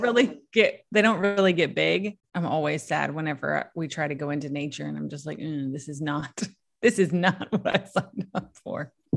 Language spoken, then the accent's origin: English; Southeast Virginia, United States; also born or lived in Smoky Mountains; I grew up, you know, I grew up in Southeast Virginia